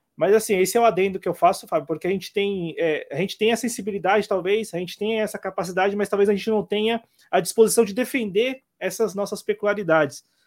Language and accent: Portuguese; Brazil; nós brasileiros